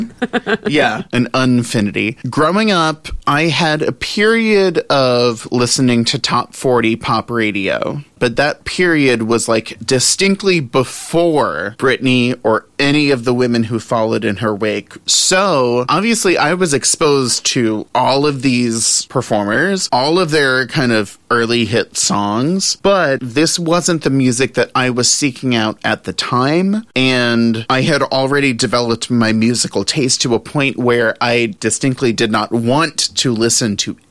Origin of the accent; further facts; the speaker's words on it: New Orleans, Louisiana, United States; now in Los Angeles, United States; I grew up in Louisiana.